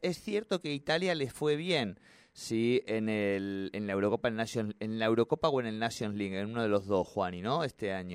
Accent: Argentina; todos los argentinos

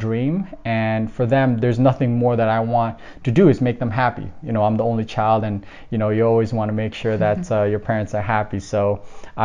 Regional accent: Toronto, Ontario, Canada; born or raised there; also born or lived in Philippines

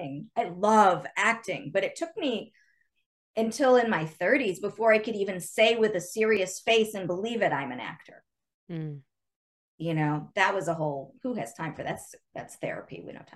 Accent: Chicago, Illinois, United States; I grew up watching Second City because, you know, I'm from Chicago. So I used to see those shows in high school because I lived there.

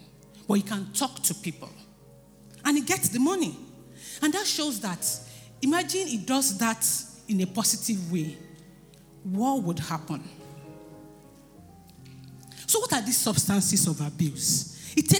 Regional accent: Nigeria; as Nigerians

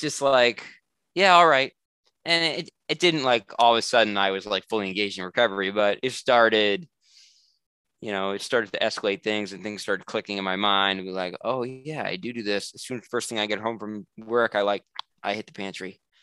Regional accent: New England, United States; I'm from New England, like it's relatively cold in the winter

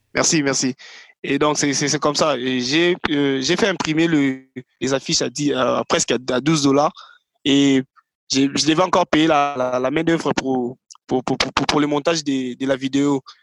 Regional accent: Kinshasa, DR Congo; Congolais euh, Congo Kinshasa, Kinshasa, voilà. Je suis résident, d'ailleurs, je, je, réside à Kinshasa. Je suis congolais, mon père est congolais, également ma mère aussi

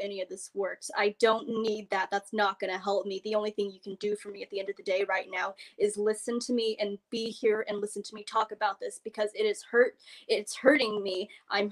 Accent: United States; I am Asian American. I was raised in America.

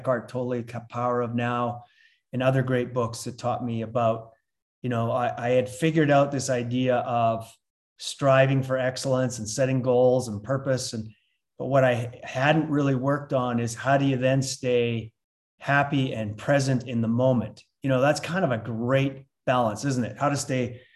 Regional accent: Lethbridge, Alberta, Canada; moved away as an adult; also born or lived in London, Ontario; now in Salt Lake City, United States; I'm originally from a place called Lethbridge, Alberta, Canada, but we've been here for 25 years.

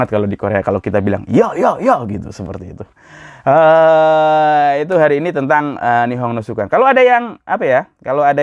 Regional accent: Java, Indonesia; Saya orang Jawa, asli Jawa.

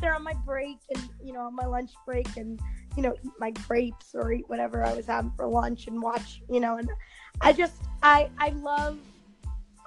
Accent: New Jersey, United States; my home state of New Jersey

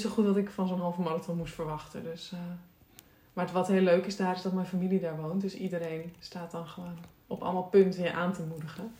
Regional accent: Texel, North Holland, Netherlands; moved away; Tessel, waar ik vandaan kom en ben ik opgegroeid

